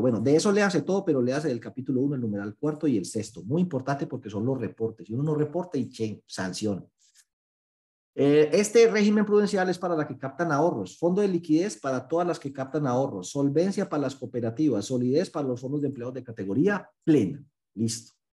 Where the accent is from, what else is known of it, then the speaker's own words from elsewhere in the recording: Paisa region, Antioquia, Colombia; yo soy muy exagerado como buen paisa